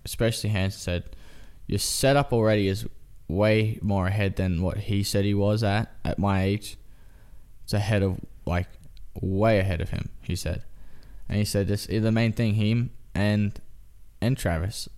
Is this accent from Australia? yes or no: yes; Australia; now in United States; I'm Australian